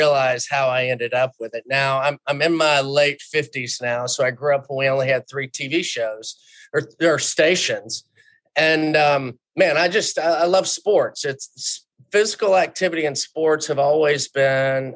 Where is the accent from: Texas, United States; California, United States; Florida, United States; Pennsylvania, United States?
Texas, United States; Houston; I grew up in Houston